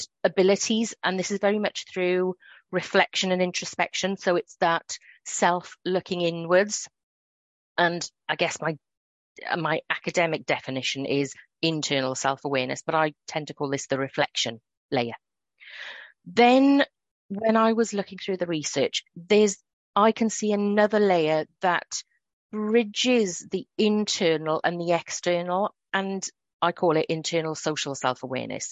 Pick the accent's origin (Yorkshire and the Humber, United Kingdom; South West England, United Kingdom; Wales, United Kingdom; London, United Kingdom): Wales, United Kingdom; accent: Welsh; I'm sure listeners will be able to hear the Wales in my accent